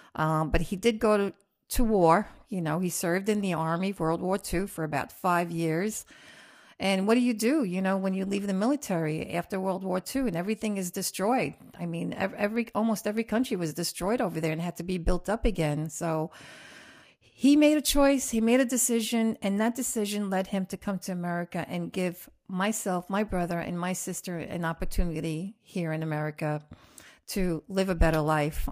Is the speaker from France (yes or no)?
yes; Roubaix, Hauts-de-France, France; also born or lived in Queens, New York; now in United States; I was born in Roubaix, France